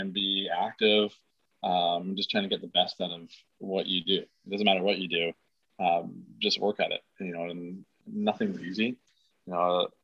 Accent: Canada; being a Canadian kid

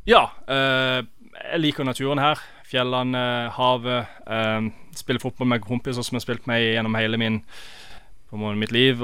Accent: Norway; now in United States

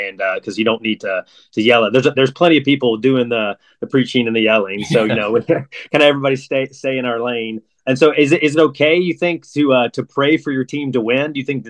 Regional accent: North Carolina, United States; moved away; I grew up in North Carolina where basketball was king.

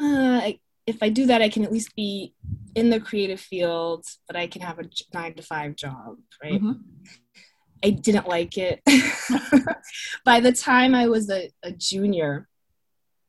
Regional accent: Marshfield, Massachusetts, United States; I grew up in Marshfield, mm-hmm. South Shore of Massachusetts

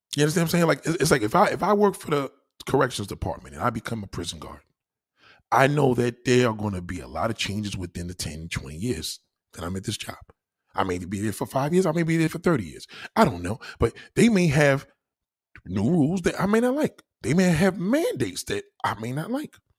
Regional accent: New York City, New York, United States; I'm a New York City slicker, I'm a New Yorker

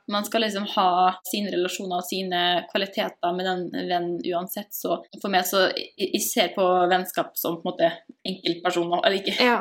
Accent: Molde, Møre og Romsdal, Norway; moved away as an adult; now in Salzburg, Austria; jeg kommer fra Molde, som du kanskje kan høre på direkte.

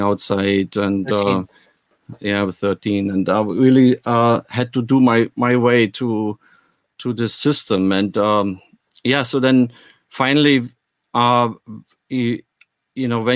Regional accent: Germany; moved away; also born or lived in West Berlin; I'm coming actually from the East

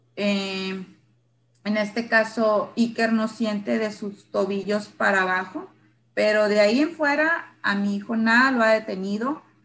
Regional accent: San Luis Río Colorado, Sonora, Mexico; Yo soy de San Luis Río, Colorado, Sonora

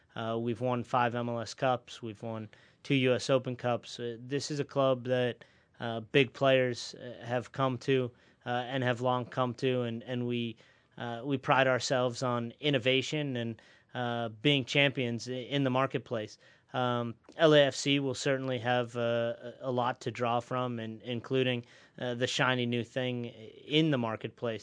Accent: Denver, Colorado, United States; also born or lived in New York / Chicago; now in Los Angeles, United States; I was born on the mean streets of, uh, Denver, Colorado

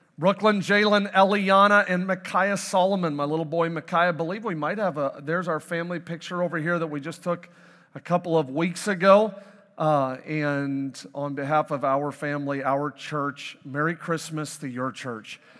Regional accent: Canada; moved away; I am born and raised in Canada

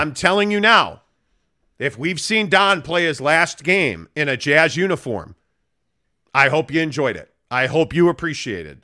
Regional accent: Chicago, Illinois, United States; also born or lived in Sacramento / St. Louis; now in Salt Lake City, United States; I grew up in Chicago

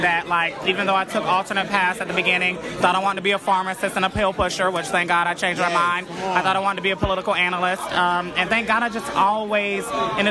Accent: Vidalia, Georgia, United States

